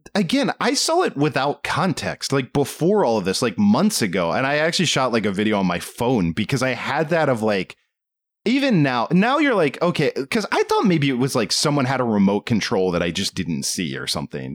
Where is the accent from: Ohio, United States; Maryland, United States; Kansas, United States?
Maryland, United States; Southern; we grew up in Southern Maryland where, you know, a lot of hunting in the culture.